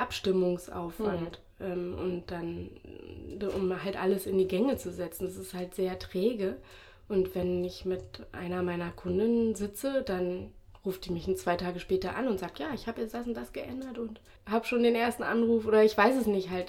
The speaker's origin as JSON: {"language": "German", "region": "Berlin", "country": "Germany", "also_born_or_lived": "England", "said": "wir wollen zurück nach Berlin, wir kommen aus Berlin."}